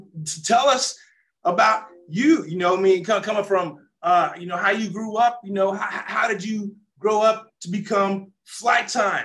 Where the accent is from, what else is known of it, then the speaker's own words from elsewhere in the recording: Kansas, United States; moved away as an adult; also born or lived in Arkansas; I grew up in Kansas, but I went to the University of Arkansas.